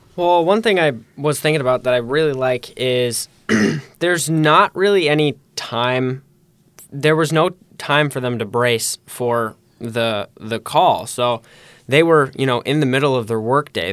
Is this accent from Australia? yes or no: no; Holland, Michigan, United States; I too have lived in Holland my whole life